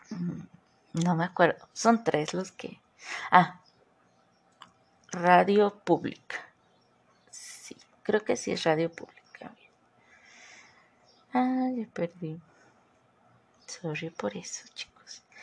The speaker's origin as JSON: {"language": "Spanish", "country": "Mexico", "accent": "chilango", "said": "La verdad es que me encanta hablar como chilanga norteña morelense."}